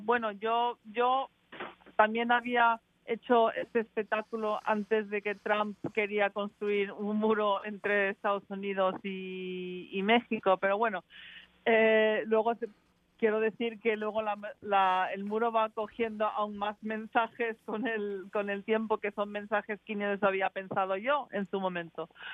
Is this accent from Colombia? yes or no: no; England, United Kingdom; soy inglesa y me, he criado allí